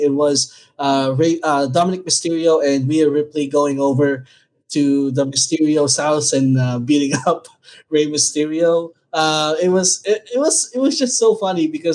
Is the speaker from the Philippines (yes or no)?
yes; Philippines; as a Filipino